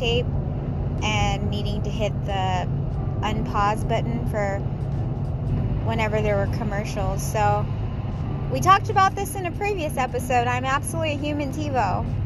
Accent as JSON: {"language": "English", "town": "Seattle", "region": "Washington", "country": "United States", "tie": "born or raised there", "said": "grew up in Seattle, Washington, born and raised in Seatown"}